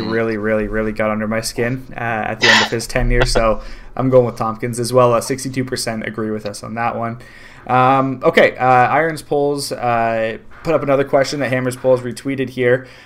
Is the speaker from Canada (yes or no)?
yes; Canada; I'm not coming at him. I'm Canadian.